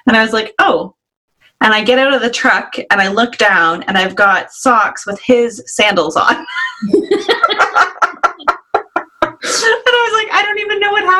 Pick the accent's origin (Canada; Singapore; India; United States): Canada; I'm so Canadian